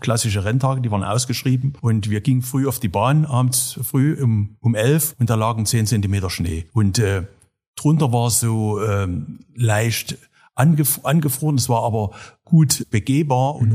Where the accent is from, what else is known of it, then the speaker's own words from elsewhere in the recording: Saxony, Germany; für mein Heimatland, für den Freistaat Sachsen